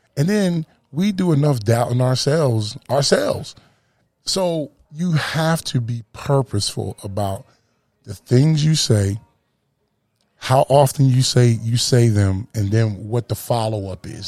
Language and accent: English; Camden, New Jersey, United States; moved away as an adult; also born or lived in Dallas, Texas / North Carolina; I'm from Camden, New Jersey, born and bred, you know, East Coast boy till